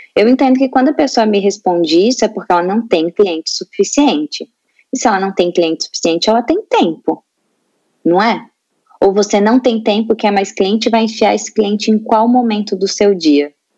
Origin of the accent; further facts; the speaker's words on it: Itajaí, Santa Catarina, Brazil; eu sou de Itajaí, Santa Catarina